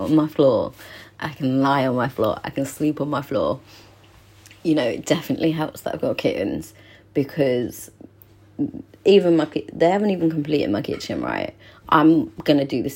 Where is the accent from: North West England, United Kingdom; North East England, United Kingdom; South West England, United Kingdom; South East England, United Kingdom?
South West England, United Kingdom; Cornwall; now in London, United Kingdom; I'm Cornish